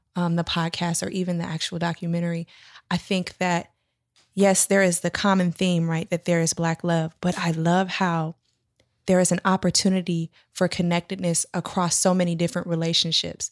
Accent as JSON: {"language": "English", "town": "Sacramento", "region": "California", "country": "United States", "tie": "born or raised there", "said": "I grew up in New Hope Baptist Church in Southsac"}